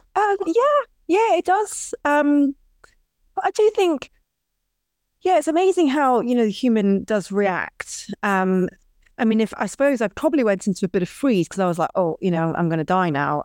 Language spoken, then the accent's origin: English; Scotland, United Kingdom; I was brought up in Scotland